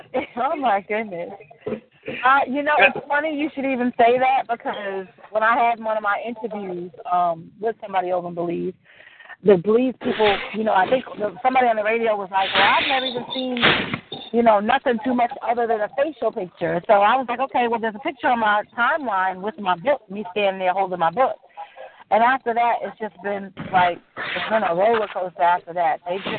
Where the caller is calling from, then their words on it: South Carolina, United States; I am calling from South Carolina.